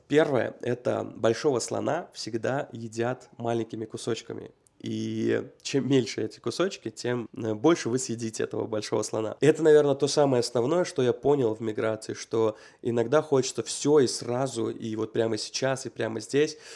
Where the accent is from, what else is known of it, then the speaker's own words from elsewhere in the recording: Uzbekistan; moved away as an adult; also born or lived in Russia; now in United States; 18 лет, когда я из Узбекистана переехал в Россию.